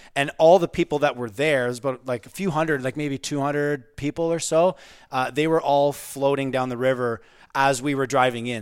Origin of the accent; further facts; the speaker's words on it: Pembroke, Ontario, Canada; we were born and raised in Pembroke, Ontario and played hockey